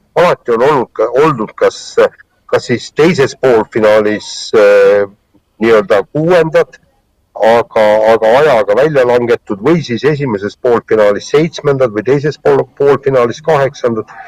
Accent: Estonia; ma olen eestlane

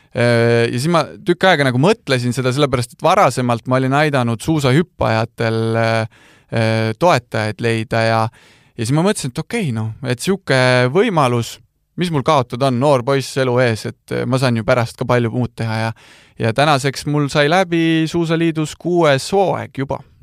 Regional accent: Otepää, Valga County, Estonia; also born or lived in Rakvere / Viljandi; pakkus võimalust minna neljandast klassist Otepääle

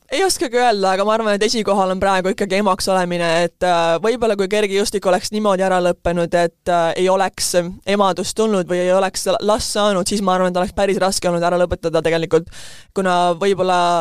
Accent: Estonia; moved away as an adult; now in United States; ma olen Eestist, et see ongi meie ühiskond ja ma tegelikult kasvasin siin üheksateist aastat üles

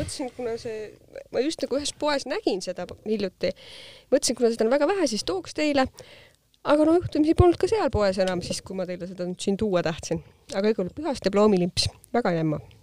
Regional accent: South Estonia, Estonia; mina olen Ladina-Eestist

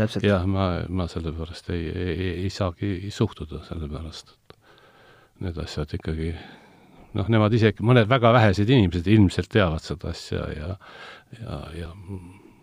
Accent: Tallinn, Harju County, Estonia; ma olen ise sealtkandist pärit

